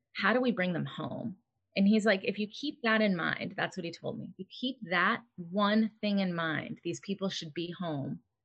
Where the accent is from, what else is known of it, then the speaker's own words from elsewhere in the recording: United States; Growing up in America